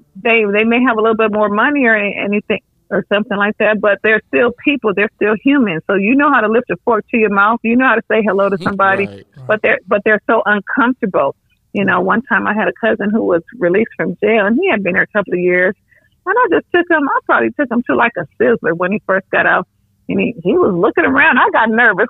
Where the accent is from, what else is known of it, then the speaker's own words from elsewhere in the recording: Los Angeles, California, United States; I was raised by my grandparents in South Central.